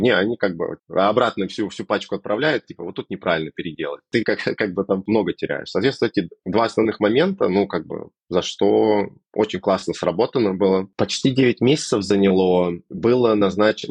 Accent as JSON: {"language": "Russian", "region": "Moscow", "country": "Russia", "tie": "born or raised there", "moved": "as an adult", "lives_now": "Vancouver, Canada", "said": "я сам из Москвы и всегда жил в Москве"}